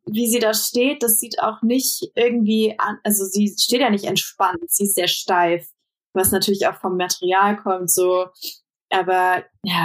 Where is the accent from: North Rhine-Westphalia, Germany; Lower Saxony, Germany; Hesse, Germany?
North Rhine-Westphalia, Germany; Bonn; moved away; Ich komme ja aus Bonn ursprünglich